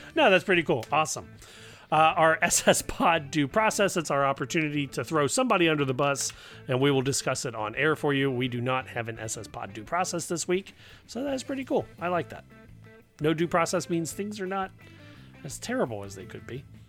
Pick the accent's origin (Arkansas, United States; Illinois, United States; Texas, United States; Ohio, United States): Ohio, United States; Cincinnati; I grew up down here in Cincinnati